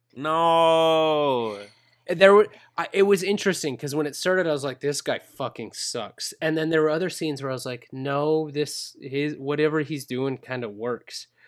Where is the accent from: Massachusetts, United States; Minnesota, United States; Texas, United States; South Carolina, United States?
Minnesota, United States; I'm a gringo from Minnesota.